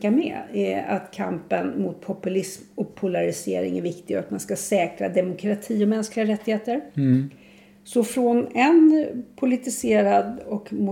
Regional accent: Sweden; Jag är inte så glad att jag är svensk.

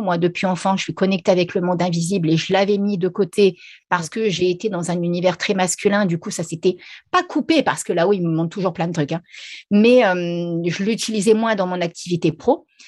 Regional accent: Reims, Grand Est, France; moved away as an adult; now in La Réunion, France; je suis originaire de Reims à la base, hein, même si maintenant je suis à La Réunion, mais je suis originaire de Reims.

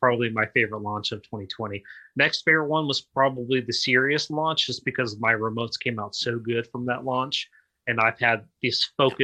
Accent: Oklahoma, United States; now in Orlando, United States; I'm actually from Oklahoma, so moving here, living in Orlando

